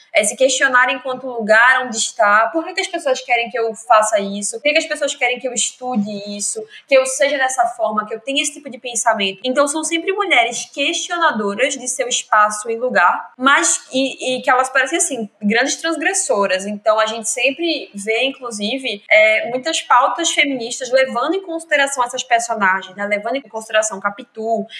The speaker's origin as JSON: {"language": "Portuguese", "town": "Lagoa de Itaenga", "region": "Pernambuco", "country": "Brazil", "tie": "born or raised there", "lives_now": "Recife, Brazil", "said": "Eu sou de Recife, vivi minha vida inteira em Lagoa de Taenga, que é uma cidadezinha da zona norte da Zona Mata Norte de Pernambuco, mas vivo em Recife hoje"}